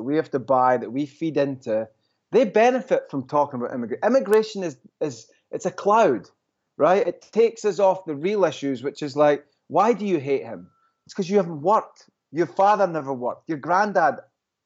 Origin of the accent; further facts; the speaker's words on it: Scotland, United Kingdom; now in New York, United States; I'm Scottish